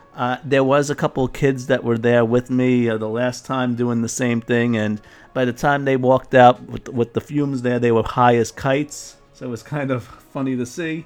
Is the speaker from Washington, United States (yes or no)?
no; New York, United States; being a New Yorker